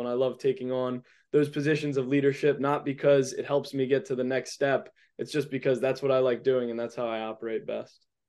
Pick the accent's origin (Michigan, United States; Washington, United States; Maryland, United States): Maryland, United States; Edgewater; also born or lived in Annapolis, Maryland; I'm from Edgewater, Maryland